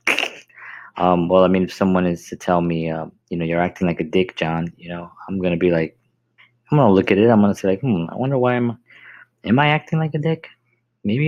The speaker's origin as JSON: {"language": "English", "town": "New York City", "region": "New York", "country": "United States", "tie": "born or raised there", "said": "growing up in the South Bronx, being Puerto Rican"}